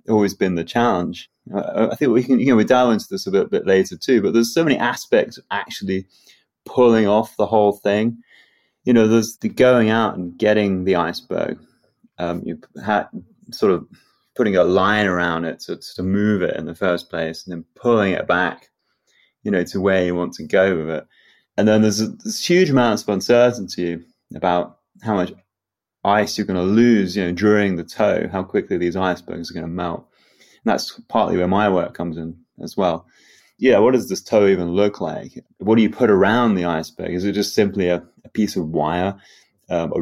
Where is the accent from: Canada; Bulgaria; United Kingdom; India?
United Kingdom; England; growing up in England